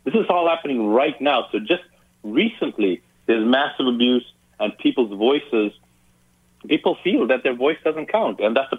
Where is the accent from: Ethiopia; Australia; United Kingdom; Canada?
Ethiopia; born there; moved away; also born or lived in Zambia / Zimbabwe; I'm not born in this country. I didn't grow up in this country. I was born in Africa, and I literally left three countries to get here. So I was born in Ethiopia, then went to Zambia, then went to Zimbabwe.